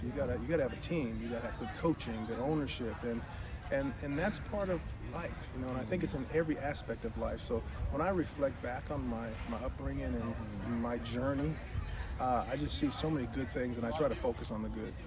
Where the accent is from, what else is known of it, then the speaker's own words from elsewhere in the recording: Santa Barbara, California, United States; I was brought up in Santa Barbara, California